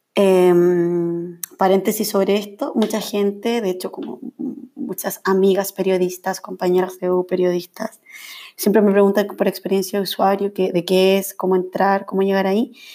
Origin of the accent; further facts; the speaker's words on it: Viña del Mar, Villa Alemana, Quillota, Valparaíso, Chile; moved away as an adult; now in Santiago, Chile; soy de Viña, Villa Alemana, Quillota, por ahí como, esos son como mis lugares